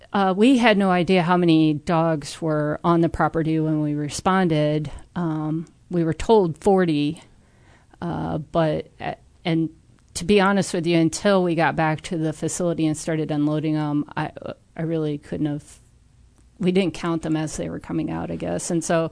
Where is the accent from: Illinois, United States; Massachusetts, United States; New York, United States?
Illinois, United States; Peoria; I'm originally from Peoria, and I studied agriculture.